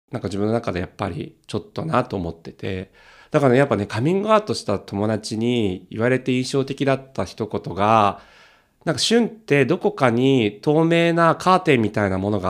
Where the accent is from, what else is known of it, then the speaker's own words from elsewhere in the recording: Tokyo, Japan; 東京なのに出身生まれ育ち、